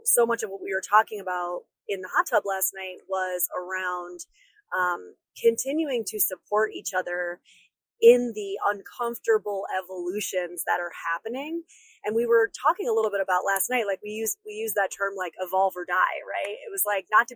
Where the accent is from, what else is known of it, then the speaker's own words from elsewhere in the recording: upstate New York, United States; my upstate New Yorker spidey senses